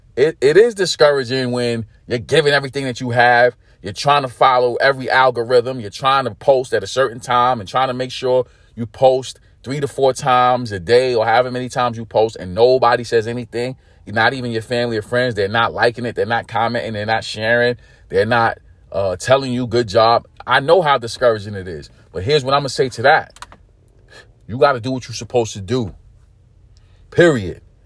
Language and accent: English; New York City, New York, United States; also born or lived in California / Texas; I'm from New York City, born and raised